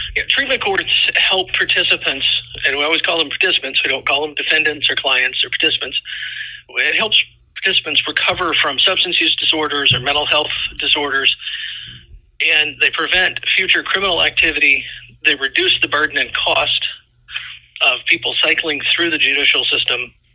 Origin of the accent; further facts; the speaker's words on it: Indiana, United States; also born or lived in Florida; now in Iowa, United States; I was originally from Indiana, and my family got transferred to Florida